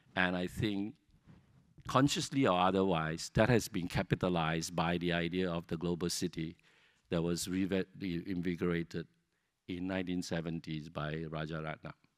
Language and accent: English; Singapore; Singapore and being Singaporean become something we could invest ourself, become something that is our own